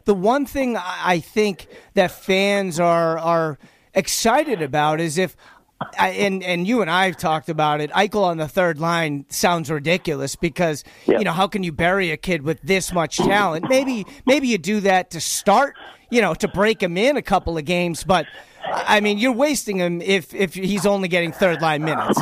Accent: Boston, Massachusetts, United States; accent: Boston; now in Las Vegas, United States; my Boston accent

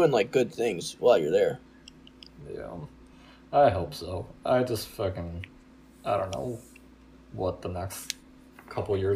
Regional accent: Pittsburgh, Pennsylvania, United States; and I said that I was from Pittsburgh, and they got very angry.

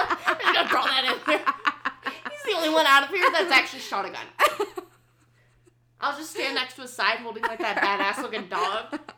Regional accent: United States; accent: American; my normal American accent.

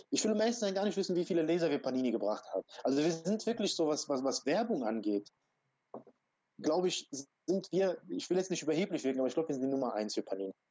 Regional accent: Croatia; born there; weil ich komme gebürtig aus Kroatien.

